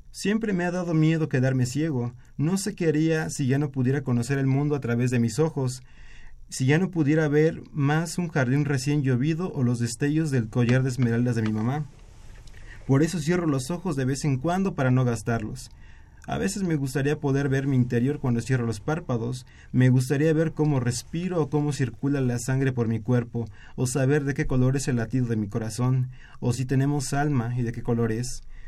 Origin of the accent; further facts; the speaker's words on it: State of Mexico, Mexico; Soy de, de en el Estado de México.